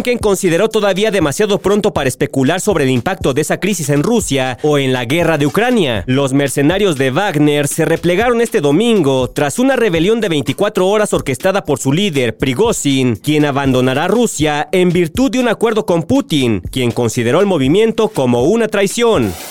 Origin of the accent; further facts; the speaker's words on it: Mexico; Soy el único mexicano que bajó al Titanic y que estuvo en el fondo del mar y que lo vio.